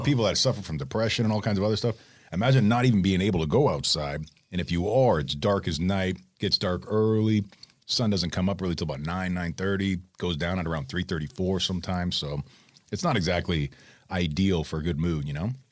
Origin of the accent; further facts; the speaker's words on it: from Toronto down, Ontario, Canada; moved away; my hometown area, like from Toronto down